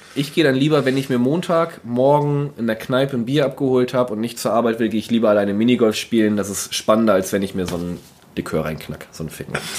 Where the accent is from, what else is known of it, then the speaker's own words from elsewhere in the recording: North Frisia, Schleswig-Holstein, Germany; ich komme aus Nordfriesland